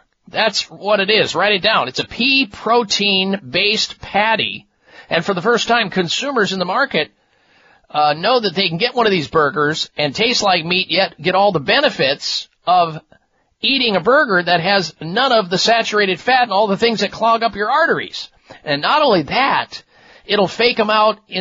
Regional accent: Midwest, United States; what I used to eat growing up in the Midwest

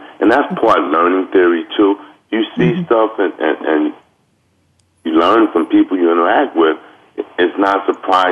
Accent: Los Angeles, California, United States; I grew up in Watts, and I have been a victim of gang crimes, and I grew up with gang members

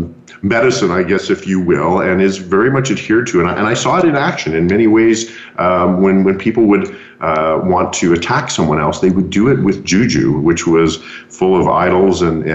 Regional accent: Calgary, Alberta, Canada; also born or lived in Lagos, Nigeria; I was born and raised in Calgary until the age of 8, and then my father took a position. He was with MGM Motion Pictures in Lagos, Nigeria. So I spent 5 years from the ages of 8 to 13 in Lagos

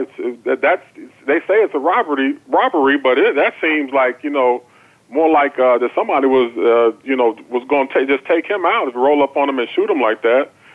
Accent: Chicago, Illinois, United States; I grew up in Chicago

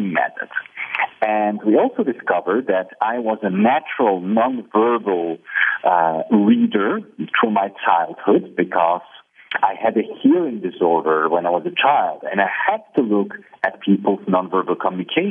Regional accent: Belgium; also born or lived in Poland; now in Barcelona, Spain; I ended up in Belgium as a three-year-old child.

